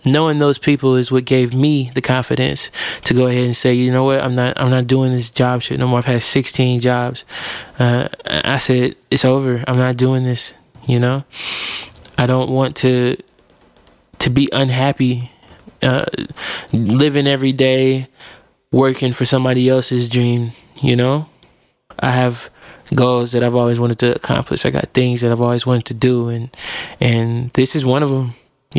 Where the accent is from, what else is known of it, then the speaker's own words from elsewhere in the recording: Fort Wayne, Indiana, United States; now in Indianapolis, United States; I'm a rapper from Indianapolis. I was born in Fort Wayne, Indiana, so I guess that's technically where I'm from, but I've been in Indianapolis for a long time now.